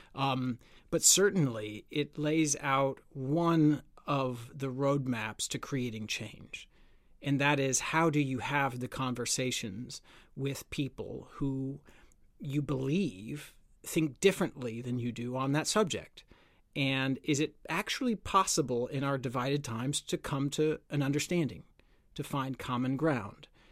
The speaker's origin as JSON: {"language": "English", "country": "United States", "moved": "yes", "said": "my home country in the United States"}